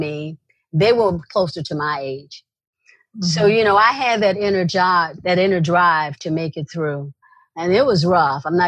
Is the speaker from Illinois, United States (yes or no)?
yes; East St. Louis, Illinois, United States; moved away as an adult; I came from East St. Louis, Illinois, so I came from an environment where you're literally street savvy